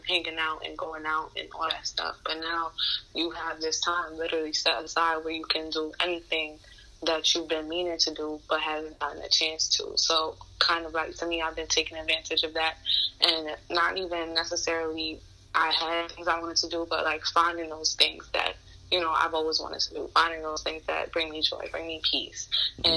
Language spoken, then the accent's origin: English; New York City, New York, United States; I was born and raised in Queens, New York